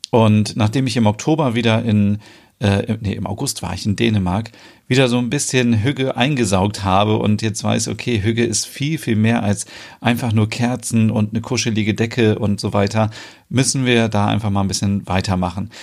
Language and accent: German; Germany; bei uns in Deutschland auch noch so